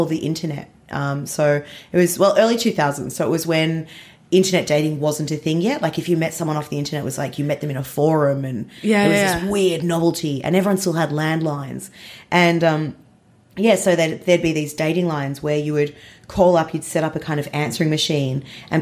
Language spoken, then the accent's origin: English; Melbourne, Victoria, Australia; I grew up in Melbourne.